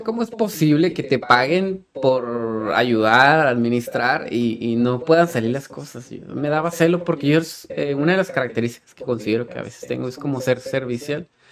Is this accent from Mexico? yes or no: yes; Tijuana, Baja California, Mexico; a Tijuana, y aquí nací, y aquí crecí